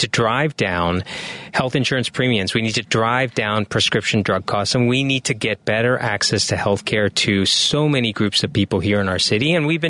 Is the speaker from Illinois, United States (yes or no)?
yes; Bloomington, Illinois, United States; also born or lived in Peoria; So a son of an immigrant. Parents came from India, and I was born in Peoria, Illinois, and raised in Bloomington, Illinois.